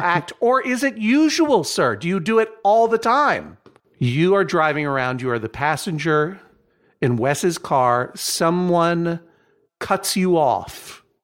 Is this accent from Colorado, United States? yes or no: no; Brookline, Massachusetts, United States; I'm from Massachusetts, I'm from Brookline, and I can't even imitate a, a, a, a greater Boston or Massachusettsian accent